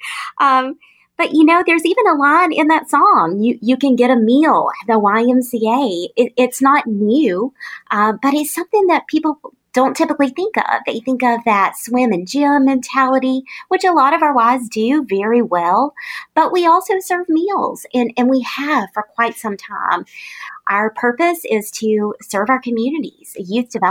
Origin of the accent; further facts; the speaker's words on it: Tifton, Georgia, United States; This was my hometown I'd grown up